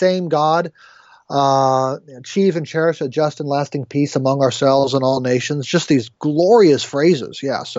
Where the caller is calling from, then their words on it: Cheverly, Maryland, United States; Suburban Washington, D.C., just on the Maryland side, Cheverly, Maryland.